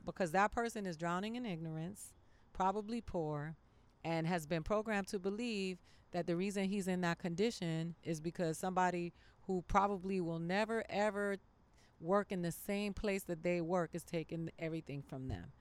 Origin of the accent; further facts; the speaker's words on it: Miami, Florida, United States; Miami. I grew up in Miami